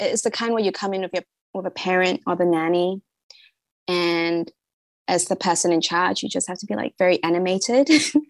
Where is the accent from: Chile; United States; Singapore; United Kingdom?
Singapore; I'm from Singapore. I didn't really grow up there so much. So I wanted to kind of get a feeling of my own culture